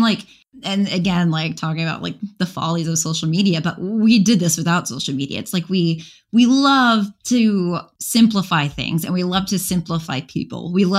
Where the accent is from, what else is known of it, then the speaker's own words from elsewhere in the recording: Chicago, Illinois, United States; I grew up around Chicago.